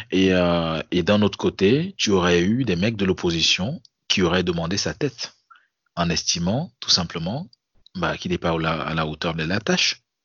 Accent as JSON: {"language": "French", "country": "Cameroon", "moved": "as an adult", "lives_now": "France", "said": "Ça, fait quatre ans que je suis parti du Cameroun"}